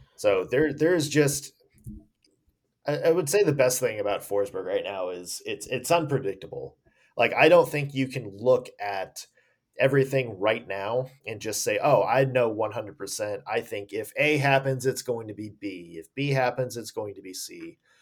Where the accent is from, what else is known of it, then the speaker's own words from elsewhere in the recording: Nashville, Tennessee, United States; now in Ohio, United States; I am from Nashville.